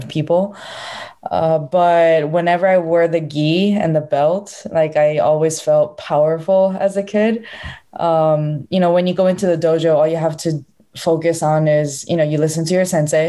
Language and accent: English; Honolulu, Hawaii, United States; So I was born in Honolulu, Hawaii